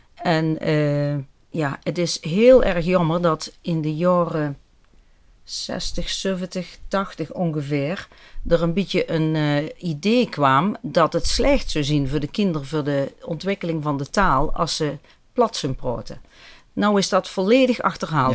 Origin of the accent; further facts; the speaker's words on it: Venray, Limburg, Netherlands; moved away as an adult; ik ben opgegroeid in Venray, maar ik heb heel lang in het buitenland gezeten.